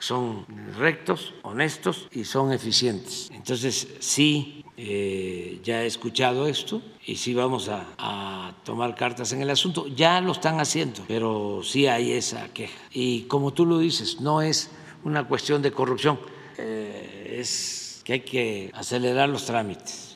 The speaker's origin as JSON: {"language": "Spanish", "country": "Mexico", "said": "Y eso es lo que somos los mexicanos hoy"}